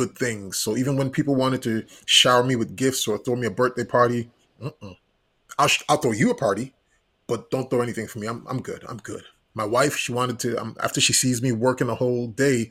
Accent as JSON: {"language": "English", "country": "U.S. Virgin Islands", "tie": "born or raised there", "also_born_or_lived": "Puerto Rico", "moved": "yes", "said": "Growing up in the Virgin Islands, I'm originally from St. Thomas, U.S. Virgin Islands. I was born in Puerto Rico, grew up in the Virgin Islands."}